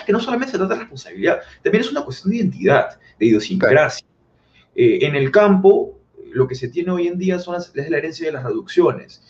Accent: Peru

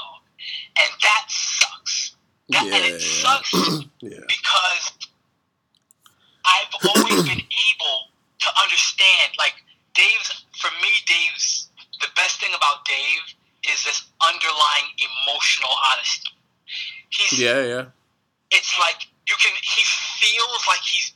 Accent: New York City, New York, United States; I'm from Brooklyn. I'm from a bad neighborhood in Brooklyn

